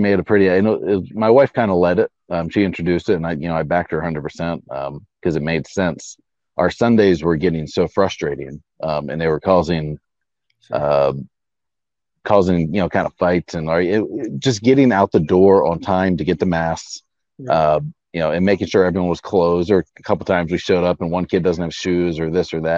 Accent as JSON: {"language": "English", "town": "St. Augustine", "region": "Florida", "country": "United States", "said": "we're from St. Augustine, Florida"}